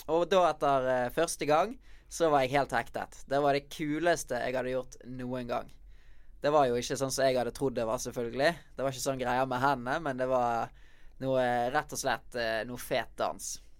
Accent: Bergen, Vestland, Norway; moved away as an adult; now in Oslo, Norway; Det er i Bergen jeg har eh, vennene mine, familien min, og så ikke minst eh, stedet jeg trener, der jeg vokste opp med å lære meg å breake, i Vikinghallen i Bergen

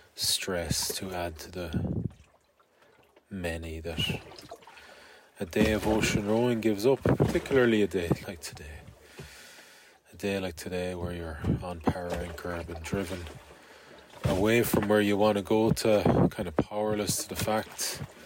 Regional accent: Galway, Connacht, Ireland; finish in my hometown finish in Galway

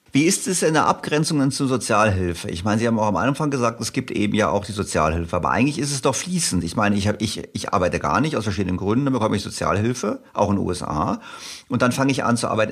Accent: Germany; ich natürlich als Deutscher

